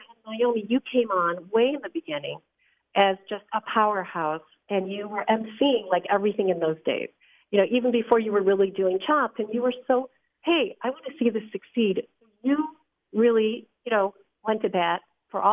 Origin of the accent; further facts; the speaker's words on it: Long Island, New York, United States; moved away; I come from Long Island. I've moved since